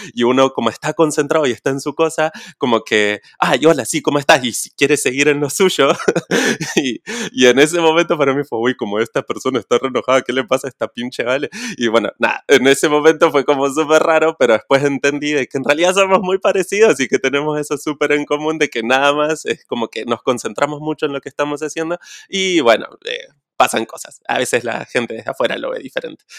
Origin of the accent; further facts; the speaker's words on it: Neuquén, Argentina; estoy viviendo en Neuquén, Argentina, mi ciudad natal